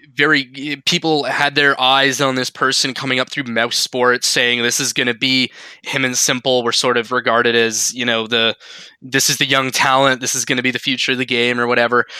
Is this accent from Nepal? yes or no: no; Canada; We are we're Canadian.